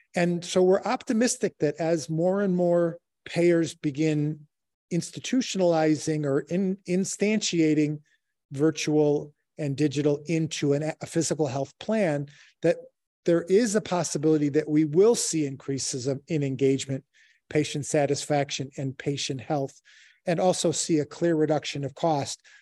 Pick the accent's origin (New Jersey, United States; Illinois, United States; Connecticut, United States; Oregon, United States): Illinois, United States; Chicago; I'm born and raised in Chicago